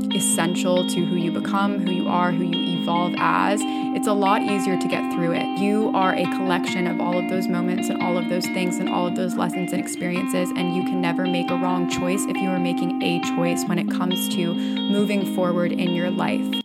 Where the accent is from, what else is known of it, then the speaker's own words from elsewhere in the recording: Fort Myers, Florida, United States; moved away as an adult; now in New York, United States; I grew up in Fort Myers, Florida, which is a small-ish town about two hours south of Tampa on the southwest coast